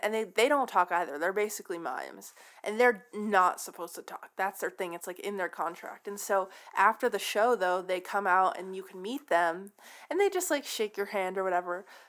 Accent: San Francisco, California, United States; I'm from San Francisco

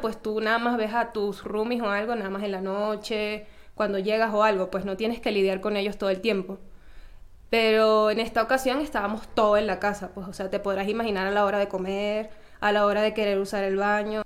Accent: Venezuela; moved away; como toda venezolana

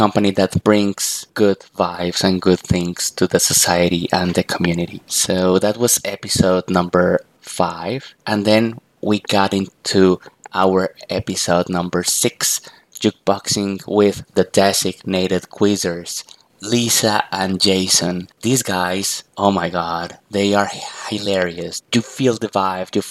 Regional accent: Bogotá, Colombia; my hometown, Bogota, Colombia

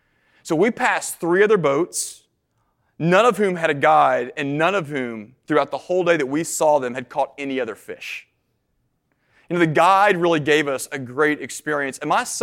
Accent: Nashville, Tennessee, United States; I grew up in Middle Tennessee in Nashville, went to school in East Tennessee.

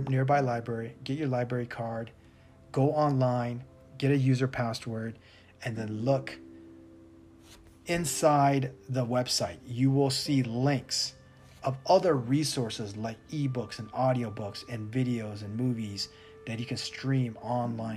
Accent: United States; moved away as an adult; now in Thailand; as an American

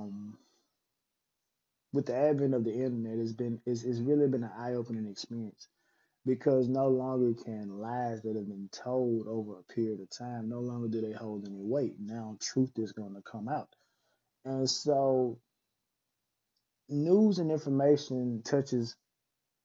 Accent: Mississippi, United States; moved away; going back to my home state of Mississippi

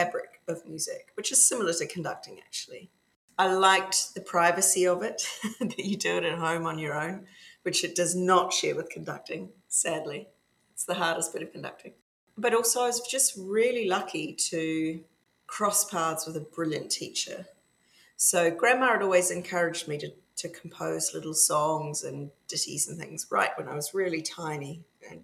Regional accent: Dunedin, Otago, New Zealand; now in Scotland, United Kingdom; I grew up in the other big Scottish diaspora, other than Nova Scotia, Dunedin, in the bottom of New Zealand

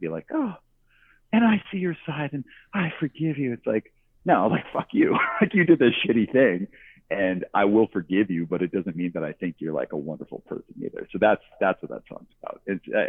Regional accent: Calgary, Alberta, Canada; moved away; also born or lived in Vancouver; I'm from Calgary, Alberta. I grew up in the suburbs

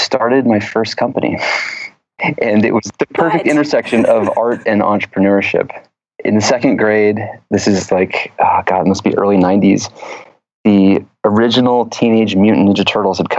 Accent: a little town outside of Atlanta, Georgia, United States; born or raised there; now in San Francisco, United States

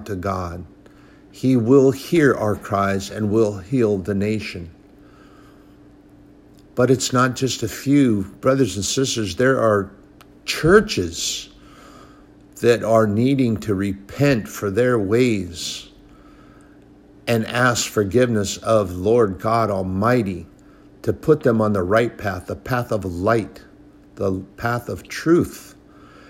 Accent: United States; I'm a patriot. I'm an American

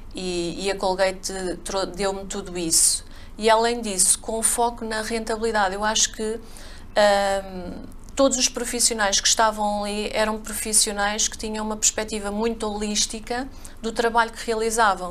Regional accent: a village near Covilhã, interior of Portugal, Centro, Portugal; moved away as an adult; also born or lived in Coimbra / England; Eu sou do interior de Portugal, da Covilhã, uma aldeiazinha lá perto

